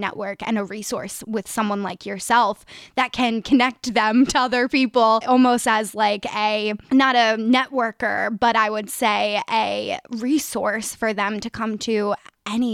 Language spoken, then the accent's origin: English; Delaware County, Pennsylvania, United States; I am from the Delco area, born and raised